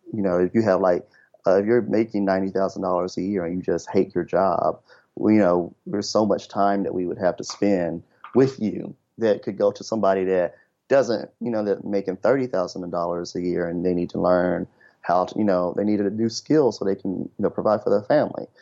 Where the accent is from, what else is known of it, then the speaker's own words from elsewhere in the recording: Memphis, Tennessee, United States; moved away as an adult; I'm originally from Memphis, Tennessee